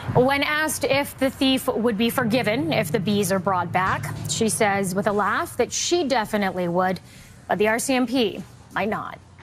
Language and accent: English; Vanderhoof, British Columbia, Canada; I'm from Vanderhoof, B C